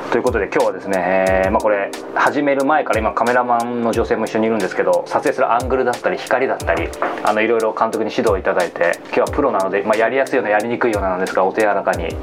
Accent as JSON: {"language": "Japanese", "town": "Yokohama", "region": "Kanagawa", "country": "Japan", "tie": "born or raised there", "said": "あの僕も横浜の出身なんですけど、まあ、伊勢崎町とかの近くっていう感じです"}